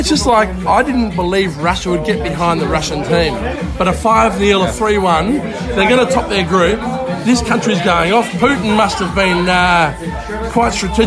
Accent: Australia; now in Estonia; from Australia

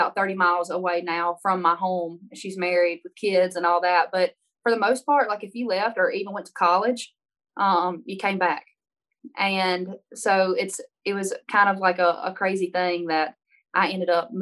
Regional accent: Baskin, Louisiana, United States; moved away as an adult; now in Nashville, United States; I'm from Northeast Louisiana, a little town of 300 people, 299 after I left.

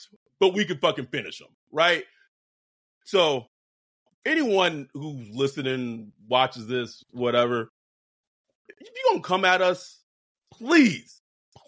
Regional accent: New Orleans, Louisiana, United States; I'm born and raised in New Orleans and I live in the deep south and I'm black

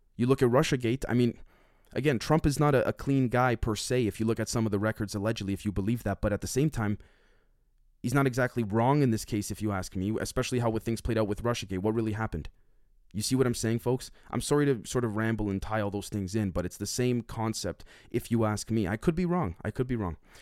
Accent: Canada; I'm Canadian

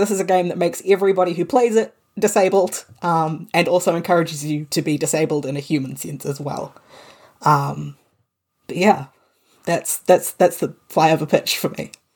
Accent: New Zealand; I am Pakeha New Zealander. Um, I'm I'm a white New Zealander whose family came here uh, during during the 1800s

